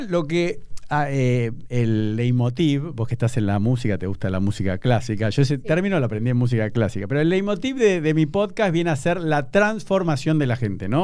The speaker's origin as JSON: {"language": "Spanish", "region": "Buenos Aires", "country": "Argentina", "said": "yo como buen porteño"}